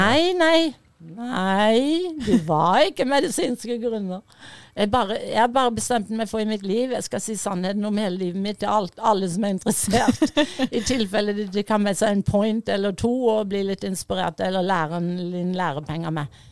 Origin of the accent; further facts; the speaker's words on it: Fevik, Agder, Norway; accent: Fevik dialect; moved away; also born or lived in United States; Fevik-dialekten min